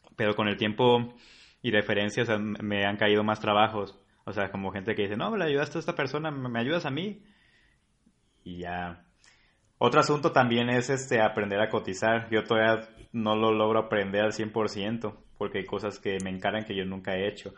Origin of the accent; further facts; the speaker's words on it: Colima, Mexico; soy de Colima